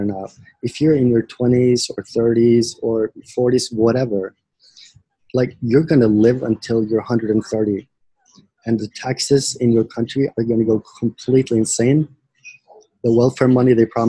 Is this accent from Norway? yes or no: yes; Norway; I was born in Norway